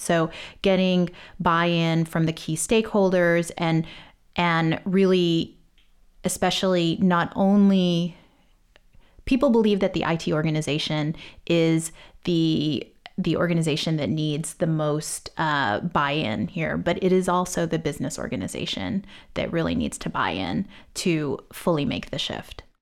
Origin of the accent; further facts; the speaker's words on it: Texas, United States; I grew up in Texas